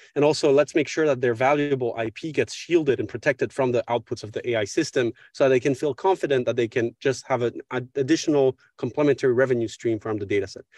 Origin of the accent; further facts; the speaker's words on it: Paris, Île-de-France, France; also born or lived in Mexico / United States; I grew up here in Paris, uh, from where I'm speaking right now.